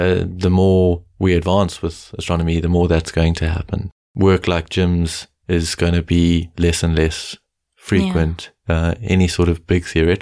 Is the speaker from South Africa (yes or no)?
yes; South Africa; As a South African, I call them game drives